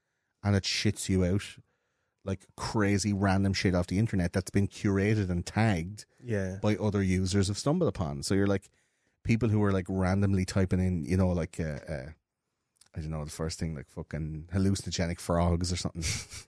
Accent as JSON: {"language": "English", "region": "Leinster", "country": "Ireland", "tie": "born or raised there", "said": "growing up in Offaly for you and in Wexford for me, like, that's a fucking..."}